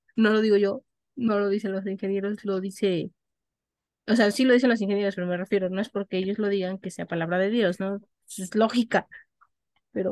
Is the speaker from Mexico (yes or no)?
yes; Mexico City, Mexico; Las personas que tenemos por lo menos lazos de tres generaciones previas a nosotros, radicando, mm. habiendo nacido y viviendo en la Ciudad de México, somos capitalinos.